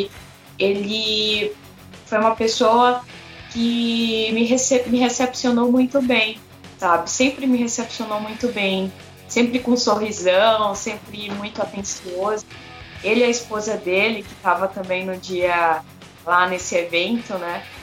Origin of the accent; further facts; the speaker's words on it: Belém, Pará, Brazil; Eu sou natural de Belém do Pará e eu já conhecia a banda desde lá do Pará.